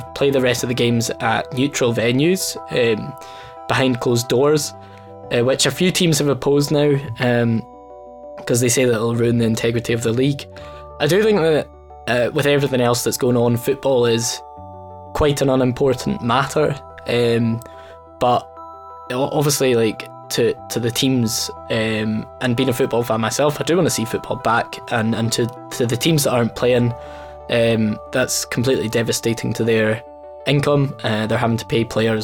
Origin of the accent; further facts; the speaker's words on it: Dumfries, Scotland, United Kingdom; I'm originally from Dumfries